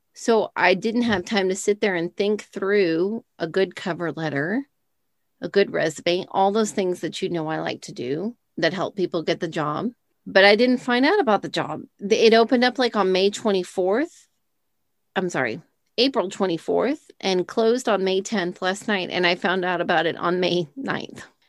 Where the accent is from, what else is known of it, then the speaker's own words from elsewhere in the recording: Texas, United States; We're from Texas